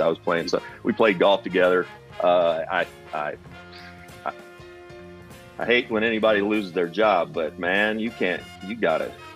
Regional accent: Kentucky, United States; growing up in Kentucky I knew one Jewish person

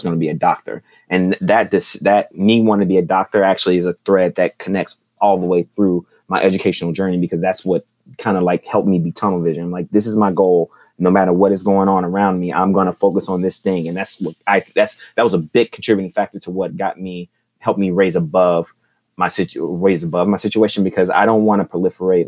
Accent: Houston, Texas, United States; moved away as an adult; also born or lived in Washington, D.C.; I was born and raised in Houston, Texas

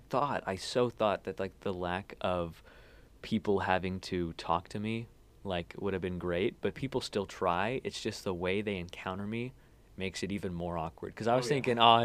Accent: Temple, Texas, United States; also born or lived in Ulm, Germany; I'm like from Temple, but yeah, I've lived almost all my life in Texas

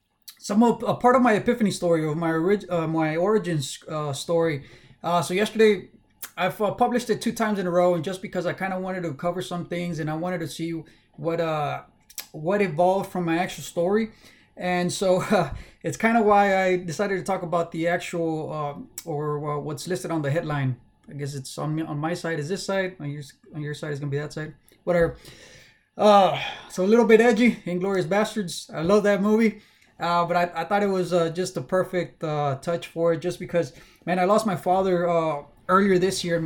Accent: South Texas, United States; also born or lived in Mexico; I was born and raised in South Texas, just because everything that I know is South Texas, man. Born and raised here.

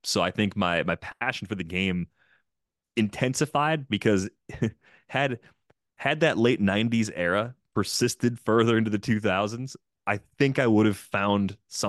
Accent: Waukesha, Wisconsin, United States; My dad's job moved my whole family to the Milwaukee area. So I grew up in Waukesha. I eventually went to college at UW-Madison.

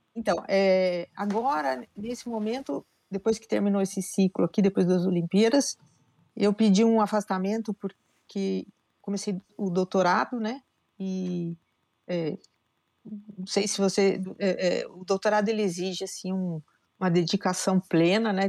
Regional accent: Piracicaba, São Paulo, Brazil; moved away as an adult; eu sou nascida em Piracicaba

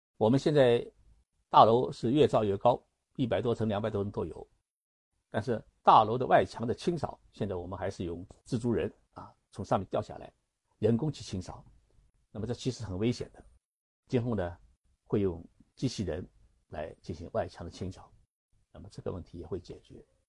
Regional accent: China; 我们中国人

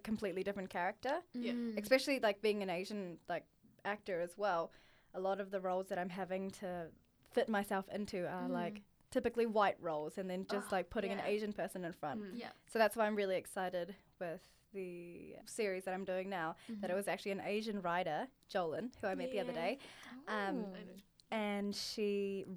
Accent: Auckland, New Zealand; growing up in Auckland

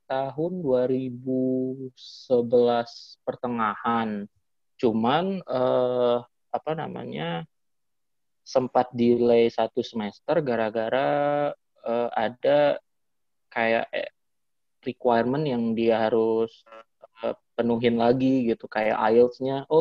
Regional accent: Batam, Riau Islands, Indonesia; Dan kalau kita dari Batam kan harus ke Singapura dulu lebih dekat daripada kita harus ke Jakarta.

